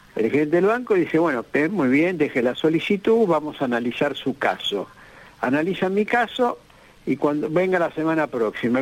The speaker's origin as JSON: {"language": "Spanish", "country": "Argentina", "said": "como argentinos este, que estamos en este país"}